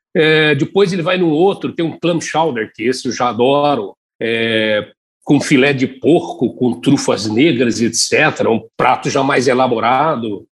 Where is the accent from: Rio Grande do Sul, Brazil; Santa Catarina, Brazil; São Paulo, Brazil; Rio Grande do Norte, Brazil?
São Paulo, Brazil; Tupã; Eu saía de Tupã, onde nasci, lá no interior de São Paulo, ia para São Paulo